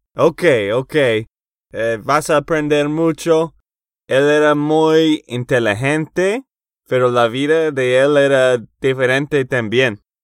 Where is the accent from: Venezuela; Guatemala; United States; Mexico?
United States; Texas; de Texas, Estados Unidos